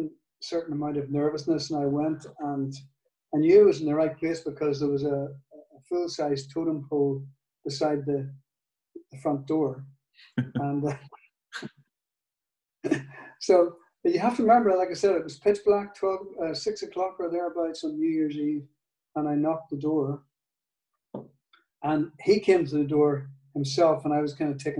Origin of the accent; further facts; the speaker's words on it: Northern Ireland, United Kingdom; accent: Northern Ireland; in my Northern Ireland accent